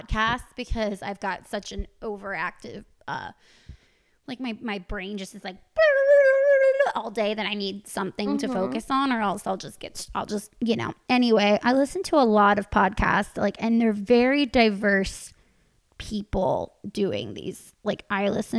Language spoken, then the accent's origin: English; United States; I'm American